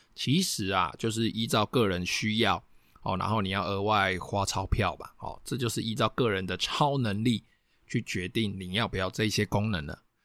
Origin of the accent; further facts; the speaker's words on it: Taiwan; 我们台湾人喜欢装的一些铁窗